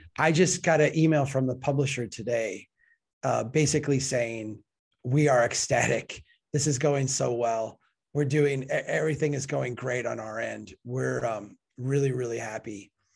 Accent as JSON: {"language": "English", "region": "Minnesota", "country": "United States", "said": "I'm from Minnesota"}